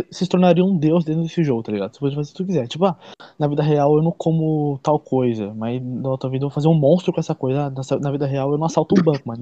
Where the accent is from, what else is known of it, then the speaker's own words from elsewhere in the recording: Brazil; por eu ser brasileiro, velho.